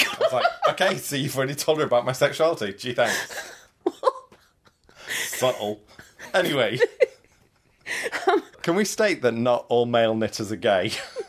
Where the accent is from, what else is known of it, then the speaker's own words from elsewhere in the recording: Yorkshire and the Humber, United Kingdom; All right, I'm from Yorkshire.